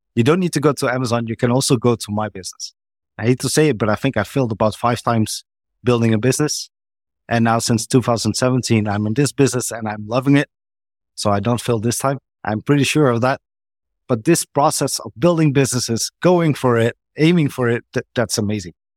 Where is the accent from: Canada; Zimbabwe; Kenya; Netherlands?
Netherlands; I'm from the Netherlands